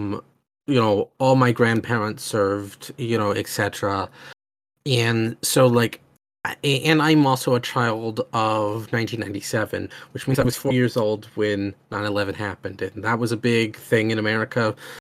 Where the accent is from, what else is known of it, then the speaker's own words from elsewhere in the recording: Oklahoma, United States; I'm from Oklahoma in the United States